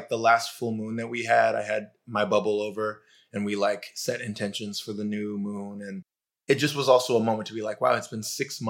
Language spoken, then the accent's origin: English; California, United States; accent: Southern California; now in New York, United States; But like every once in a while, someone will be like, oh, you're from Southern California. I can hear it